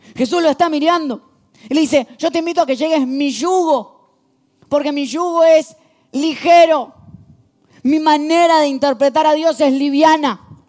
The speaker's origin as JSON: {"language": "Spanish", "country": "Argentina", "said": "soy argentino"}